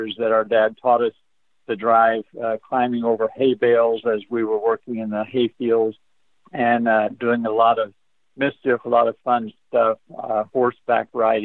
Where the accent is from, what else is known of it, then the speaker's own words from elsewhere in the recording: Oklahoma, United States; also born or lived in Berkeley, California; we came back to Oklahoma when I was less than a year old. So I was raised on a farm